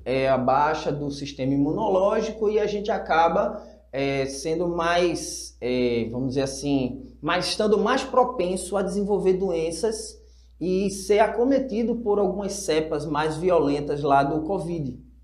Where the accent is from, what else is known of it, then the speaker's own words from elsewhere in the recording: Recife, Pernambuco, Brazil; Eu sou de Recife